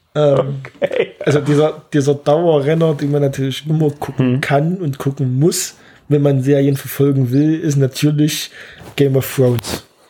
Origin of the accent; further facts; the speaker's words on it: Zwickau, Saxony, Germany; now in Gera, Germany; ich komme eigentlich aus Sachsen, aus, aus Zwickau